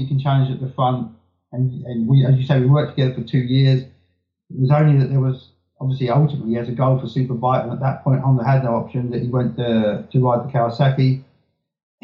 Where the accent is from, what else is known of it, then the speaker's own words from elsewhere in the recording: United Kingdom; I'm British